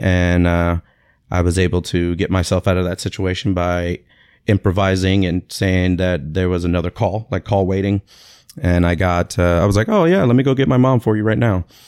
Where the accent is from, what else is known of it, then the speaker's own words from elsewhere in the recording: Tampa, Florida, United States; also born or lived in Springfield, Massachusetts; I was born in Springfield, Massachusetts, uh, nineteen seventy-seven, and, uh, moved to Tampa, Florida when I was about six months old